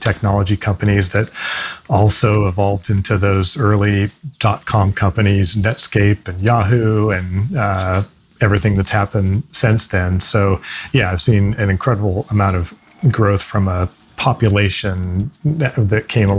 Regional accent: San Jose, California, United States; now in Redwood City, United States; I was born and raised in San Jose, California, which to find native Californians is often unusual thing to be. But anyway, I grew up here and went to college at San Jose State

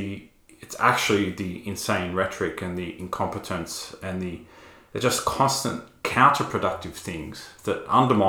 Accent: Australia; an Australian evangelical

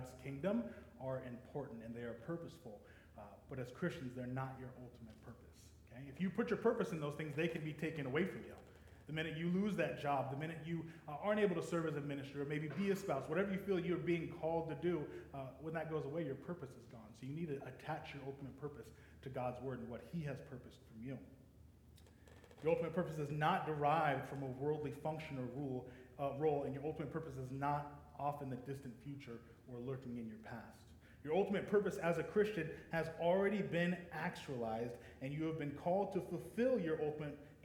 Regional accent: Denver, Colorado, United States; moved away as an adult; also born or lived in Laramie, Wyoming; originally I was born and raised in Denver, Colorado, but I spent the last 10 years in Laramie, Wyoming

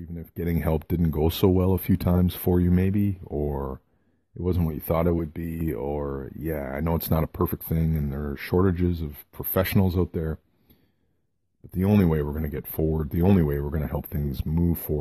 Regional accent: Kitchener, Ontario, Canada; the hospital in Kitchener, Ontario, Canada, my hometown, Waterloo, Kitchener

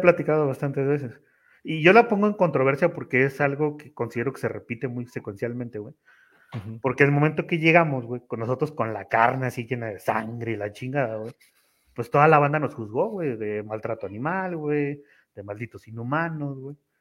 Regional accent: Tampico, Tamaulipas, Mexico; moved away as an adult; now in Mexico City, Mexico; yo soy de Tamaulipas, pero radico en la Ciudad de México

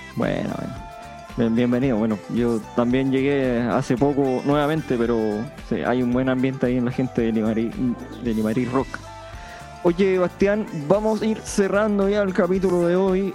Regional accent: Punitaqui, Coquimbo, Chile; Yo, que soy de Punitaki

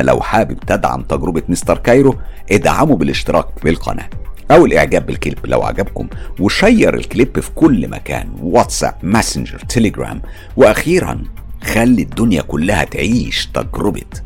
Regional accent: Egypt; now in London, United Kingdom; أنا مقيم في لندن لكن طبعا أنا مصري ودمي اللي بيجري جوايا دم مصري صافي 100%

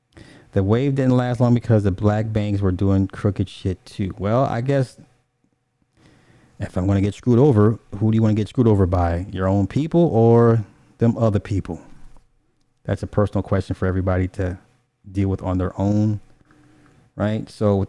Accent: California, United States; I'm from the Bay.

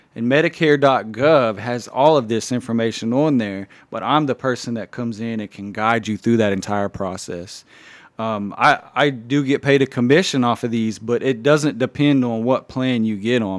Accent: Anadarko, Oklahoma, United States; Anadarko is my hometown as well. Grew up there

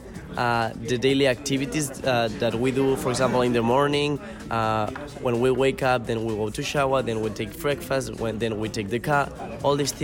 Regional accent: Madrid, Community of Madrid, Spain; I'm from Madrid, Spain

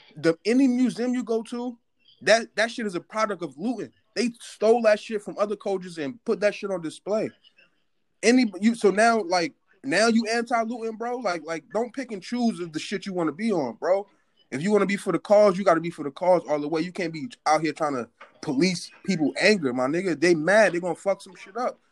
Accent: North New Jersey, United States; I'm from North New Jersey

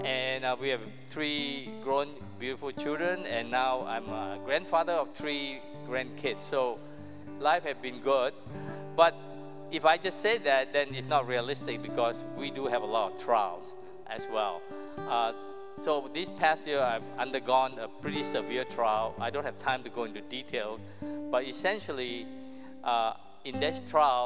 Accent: Malaysia; moved away; I grew up in Malaysia, not here

